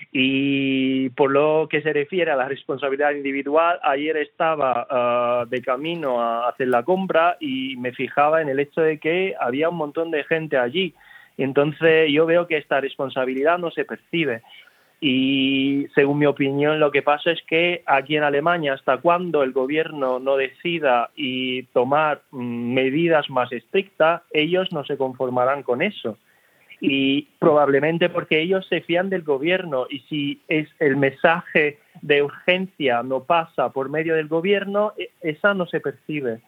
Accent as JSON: {"language": "Spanish", "country": "Italy", "moved": "yes", "said": "yo en Italia, mi país"}